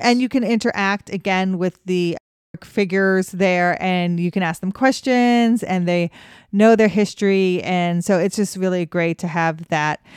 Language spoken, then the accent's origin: English; Cheyenne, Wyoming, United States; I grew up in Cheyenne, Wyoming